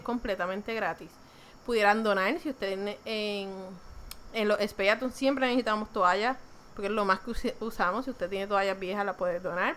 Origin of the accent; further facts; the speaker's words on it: Puerto Rico; nosotros somos gente de Puerto Rico